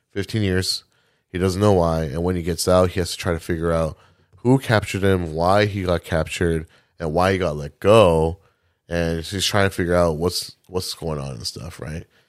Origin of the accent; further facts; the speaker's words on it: Milwaukee, Wisconsin, United States; I was born in Milwaukee